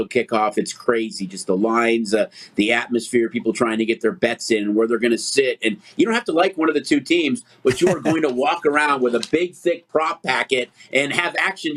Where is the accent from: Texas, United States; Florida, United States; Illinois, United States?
Illinois, United States; Chicago; I'm from Chicago